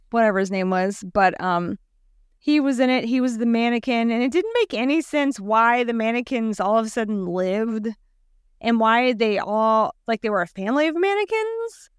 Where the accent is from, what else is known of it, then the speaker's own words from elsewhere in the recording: South Louisiana, United States; we're from South Louisiana